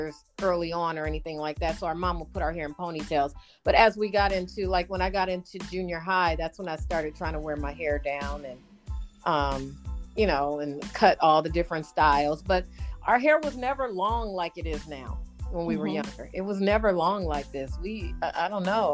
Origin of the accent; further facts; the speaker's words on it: Los Angeles, California, United States; We were born and raised in Los Angeles